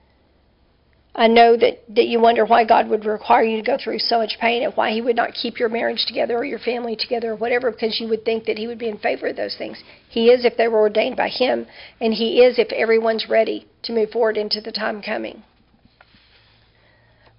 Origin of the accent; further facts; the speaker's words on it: Dallas, Texas, United States; moved away as an adult; also born or lived in western Oklahoma / Princeton / northern Arkansas; now in Louisiana, United States; Because I'm from the North Dallas area. I've lived almost my whole life in the North Dallas area